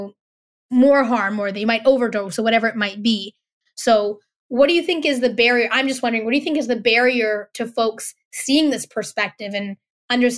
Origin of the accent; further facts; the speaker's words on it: Vancouver, British Columbia, Canada; I grew up in Vancouver